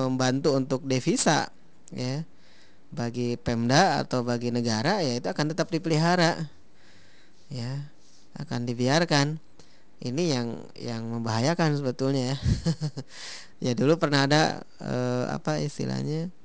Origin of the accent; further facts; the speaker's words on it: Kuningan, West Java, Indonesia; Jadi saya di kampung saya di Kuningan tuh cerita gitu ada orang yang dulu ya Bandar Bawang ya Bandar Bawang kan di daerah sana di dekat saya